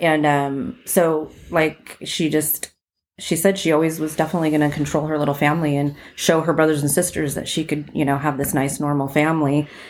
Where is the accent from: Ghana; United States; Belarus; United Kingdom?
United States; Covina, California; also born or lived in Las Vegas; I was born in Las Vegas, but I was raised out here, in the Baldwin Park, Covina area.